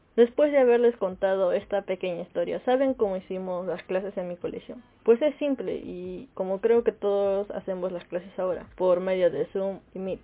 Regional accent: Peru; soy de Perú

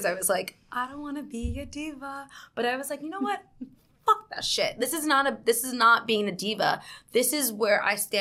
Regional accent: South Carolina, United States; moved away as an adult; now in New York, United States; I'm from New York. I grew up in South Carolina, though

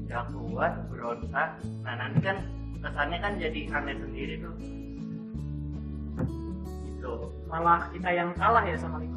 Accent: Java, Indonesia; biasanya sih kalau kan kalau saya kan Jawa

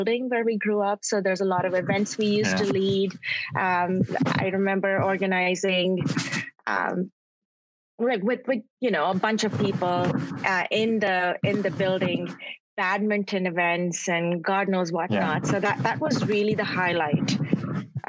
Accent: Karachi, Sindh, Pakistan; now in Toronto, Canada; I grew up in Karachi, then I continued to grow up in Toronto

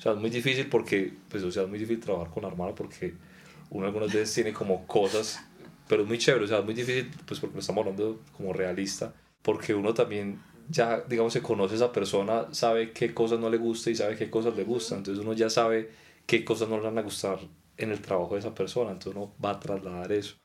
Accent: Pereira, Risaralda, Colombia; moved away as an adult; now in Bogotá, Colombia; somos de Pereira

